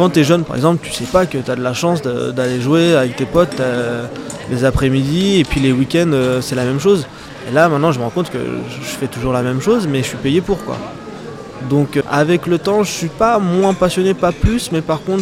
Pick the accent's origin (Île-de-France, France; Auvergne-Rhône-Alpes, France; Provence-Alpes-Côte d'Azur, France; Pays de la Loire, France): Île-de-France, France; Aubervilliers; also born or lived in Clermont-Ferrand; now in Bordeaux, France; j'ai grandi à Aubervilliers